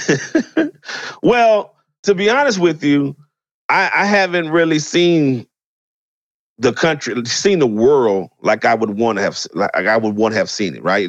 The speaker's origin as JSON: {"language": "English", "town": "New Orleans", "region": "Louisiana", "country": "United States", "tie": "born or raised there", "moved": "yes", "said": "I grew up in New Orleans. I grew up in the '80s"}